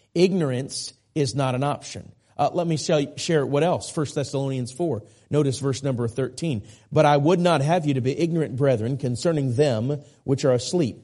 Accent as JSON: {"language": "English", "town": "Minneapolis", "region": "Minnesota", "country": "United States", "tie": "born or raised there", "said": "I grew up in the Minneapolis area."}